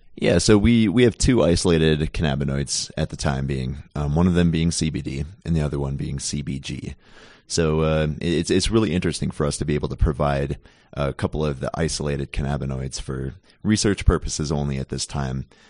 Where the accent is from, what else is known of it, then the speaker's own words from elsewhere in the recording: Minnesota, United States; Born and raised in Minnesota and went to school there, went to college there.